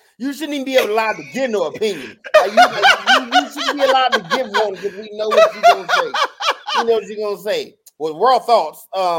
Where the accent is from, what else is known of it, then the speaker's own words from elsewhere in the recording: Michigan, United States; Like, I'm from Michigan.